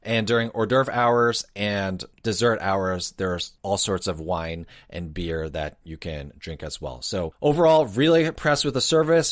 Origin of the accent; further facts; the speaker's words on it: New Jersey, United States; being born and raised in New Jersey